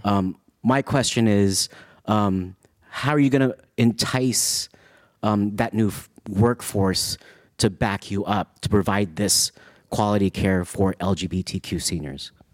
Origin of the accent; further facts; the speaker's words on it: San Francisco, California, United States; I grew up in San Francisco